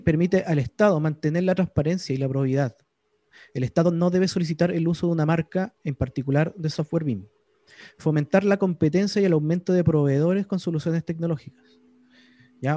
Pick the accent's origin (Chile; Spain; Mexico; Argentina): Chile; Yo, como soy chileno